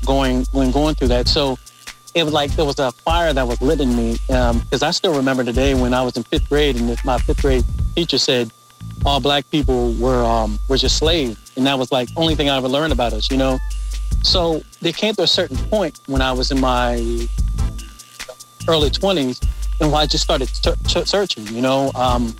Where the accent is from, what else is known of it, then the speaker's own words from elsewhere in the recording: Midlothian, Virginia, United States; I grew up right outside of Richmond, Virginia, in Midlothian, Virginia